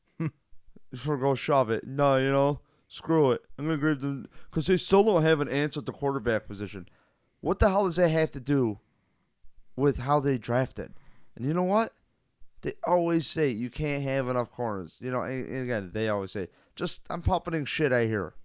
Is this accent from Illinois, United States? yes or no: no; Rochester, New York, United States; also born or lived in Buffalo; we're technically from Rochester